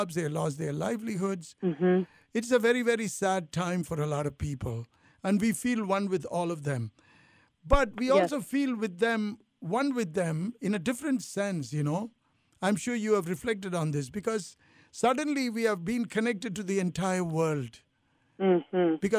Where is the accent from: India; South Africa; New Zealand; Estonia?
India; also born or lived in Italy; now in United States; I feel I'm Indian, but I lived in Italy. I feel Italian. I've lived in America all these years